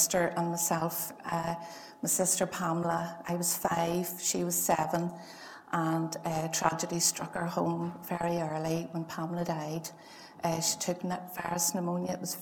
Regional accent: Lurgan, Northern Ireland, United Kingdom; I'm from Lurgan.

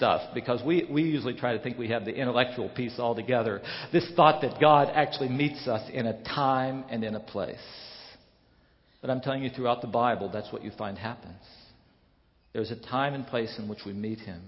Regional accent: West Virginia, United States; moved away; I grew up in West Virginia

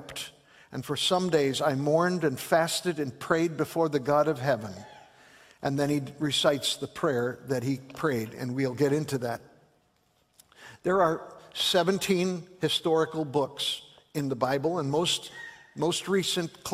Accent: Chicago, Illinois, United States; I grew up in Chicago

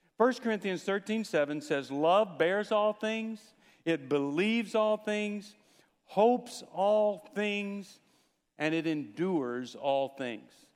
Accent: Texas, United States; When I was growing up in Texas, I learned to play football

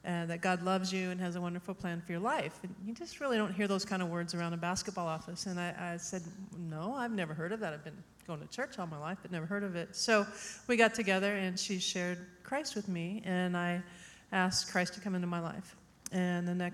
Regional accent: Hammond, Illinois, United States; moved away as an adult; I grew up in Hammond, between Atwood and Hammond, and graduated from Atwood Hammond

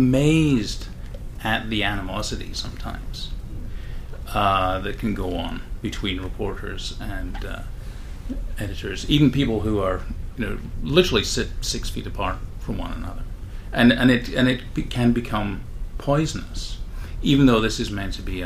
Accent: Scotland, United Kingdom; There's that joke about, I'm from Scotland, you know, this Scottish Alzheimer's where you forget everything except the grudges.

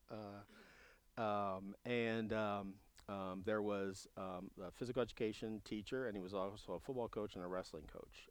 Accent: Ohio, United States; moved away; in my home state of Ohio at the time. I was, you know, in high school.

